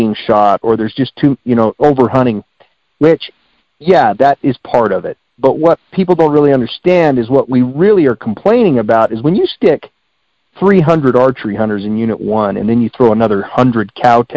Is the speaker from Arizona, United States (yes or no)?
yes; Springerville, Arizona, United States; I grew up in Unit 1. I live right here in Springerville and Eager